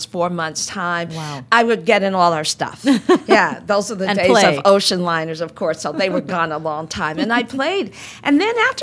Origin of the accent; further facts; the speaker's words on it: Newark, New Jersey, United States; I grew up in Newark, New Jersey, which we, you know, lovingly refer to as Brick City